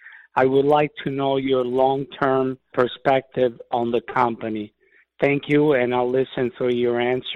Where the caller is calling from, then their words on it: Central Valley, California, United States; I'm calling from Central Valley in California.